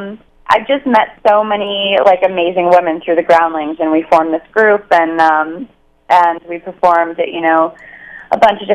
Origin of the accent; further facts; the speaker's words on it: Northern California, United States; now in Los Angeles, United States; I'm such a California girl. I grew up in NorCal.